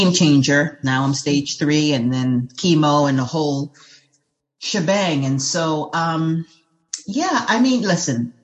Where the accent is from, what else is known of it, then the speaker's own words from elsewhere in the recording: New York City, New York, United States; I'm from New York City